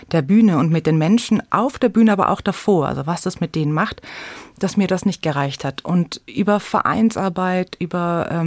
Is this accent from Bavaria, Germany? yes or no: yes; Munich, Bavaria, Germany; Und ich bin aber in München geboren und aufgewachsen, also sozusagen in, in Bayern.